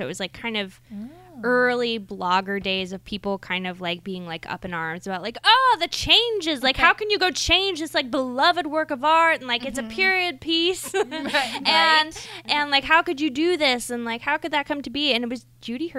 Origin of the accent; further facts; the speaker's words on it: Ohio, United States; I grew up in Ohio with like no sex education and abstinence only